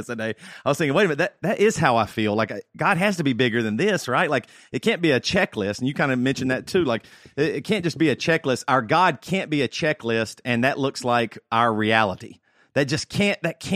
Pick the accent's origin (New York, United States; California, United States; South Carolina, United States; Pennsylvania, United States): South Carolina, United States; I grew up in South Carolina, you know, very backwoods, small church, 40 people